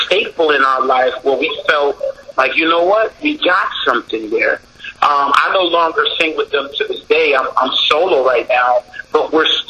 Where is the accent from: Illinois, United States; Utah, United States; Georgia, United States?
Georgia, United States; Savannah; moved away; also born or lived in Harlem, New York / Rochester, New York; I was born in Harlem. Born in St. Luke's Hospital in Harlem. I was raised in Savannah, Georgia.